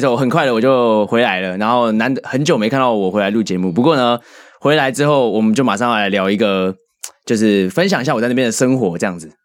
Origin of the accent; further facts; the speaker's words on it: Taipei, Taiwan; 我觉得有一部分是因为我从小生活在这里